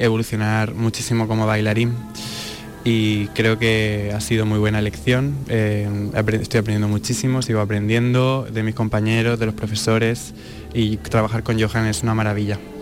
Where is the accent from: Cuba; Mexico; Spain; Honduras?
Spain; moved away as an adult; also born or lived in United States; tenía muchas ganas de volver a España